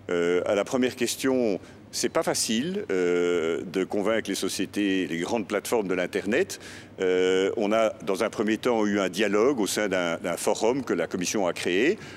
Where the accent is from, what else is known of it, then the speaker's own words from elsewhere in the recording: Belgium; Je suis belge, je suis en faveur de la construction européenne, j'y ai passé l'essentiel de ma carrière